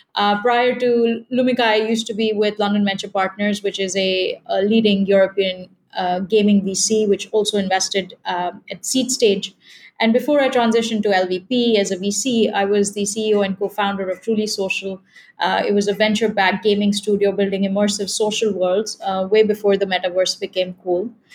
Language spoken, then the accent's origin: English; India; moved away; I grew up in India